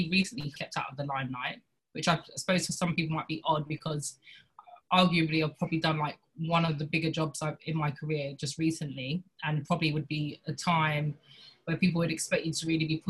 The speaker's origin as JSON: {"language": "English", "region": "London", "country": "United Kingdom", "said": "I'm an actress from London"}